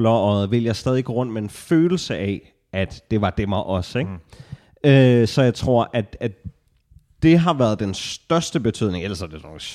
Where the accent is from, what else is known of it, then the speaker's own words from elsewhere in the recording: Nakskov, Zealand, Denmark; jeg er jo en øh, nakskort selv.